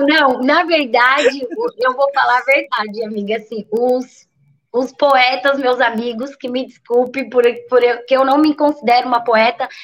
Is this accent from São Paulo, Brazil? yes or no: yes; São Paulo, Brazil; moved away as an adult; now in Bertioga, Brazil; é da onde eu fui criada e é, né, nasci, fui criada, que é o Paraisópolis Zona Sul, que é uma também uma grande periferia lá de São Paulo